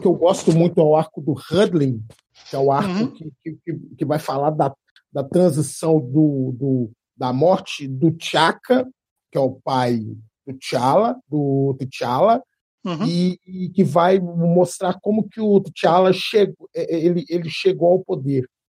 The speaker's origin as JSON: {"language": "Portuguese", "town": "Belo Horizonte", "region": "Minas Gerais", "country": "Brazil", "said": "sou de Belzonte"}